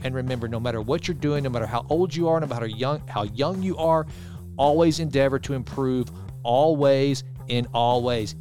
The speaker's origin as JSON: {"language": "English", "town": "Sulphur Springs", "region": "Texas", "country": "United States", "tie": "born or raised there", "said": "my hometown of Sulphur Springs, which I love and adore"}